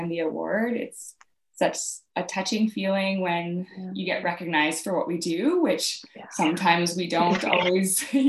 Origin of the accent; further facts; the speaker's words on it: Calgary, Alberta, Canada; also born or lived in Saskatchewan; I grew up in Calgary, Alberta, Canada